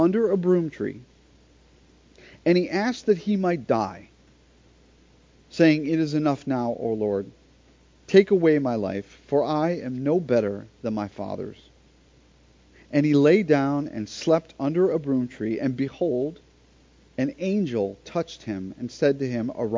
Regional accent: Florida, United States; we're from Florida

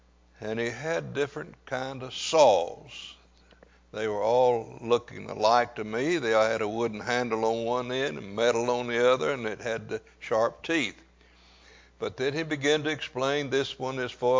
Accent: Louisiana, United States; I grew up on Odom Street. I spent my preteen years on Odom Street

